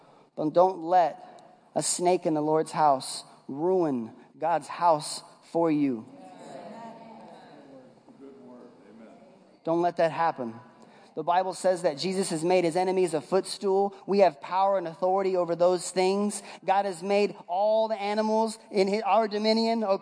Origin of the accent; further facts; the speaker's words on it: West Coast, United States; moved away; I'm from the West Coast